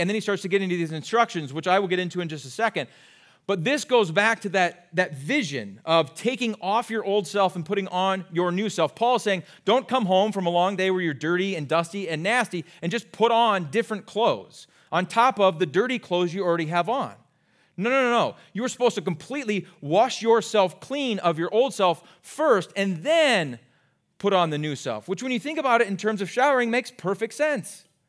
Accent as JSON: {"language": "English", "region": "Iowa", "country": "United States", "tie": "born or raised there", "moved": "as an adult", "lives_now": "Minnesota, United States", "said": "I grew up in Iowa"}